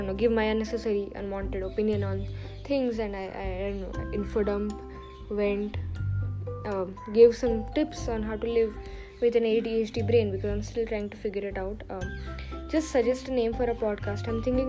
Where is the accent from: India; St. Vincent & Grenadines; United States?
India; I am 15. I am an Indian